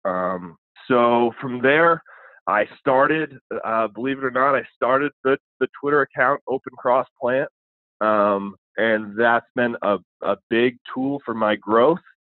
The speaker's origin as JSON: {"language": "English", "town": "Burlington", "region": "Vermont", "country": "United States", "also_born_or_lived": "Maryland", "moved": "as an adult", "lives_now": "Sykesville, United States", "said": "I'm not from Maryland originally. I'm from New England, uh, the always hotbed of high school football, Burlington, Vermont."}